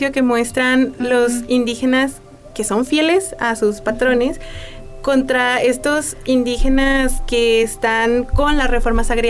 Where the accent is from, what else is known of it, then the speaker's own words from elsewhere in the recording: Mexico; Nosotros como mexicanos